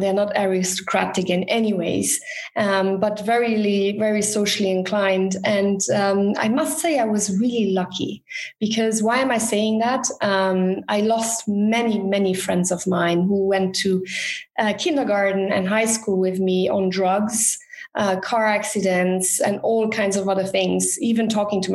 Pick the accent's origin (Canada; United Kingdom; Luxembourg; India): Luxembourg; I grew up in Luxembourg. I'm born in Luxembourg, second generation